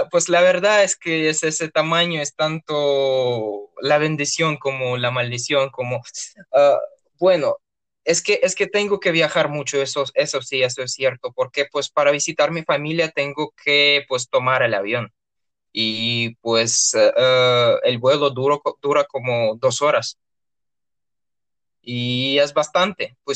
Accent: Urals, Russia; born there; Spanish is a second language; la ciudad donde yo nací tiene dos partes básicamente. Está en ah, eh, los Montes Urales que es eh, una frontera natural entre Europa y Asia, y pues tiene dos partes, eh, la parte europea y la parte asiática.

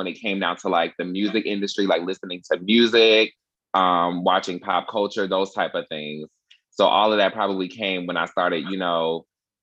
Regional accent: Atlanta, Georgia, United States; I'm from Atlanta, Georgia, born and raised

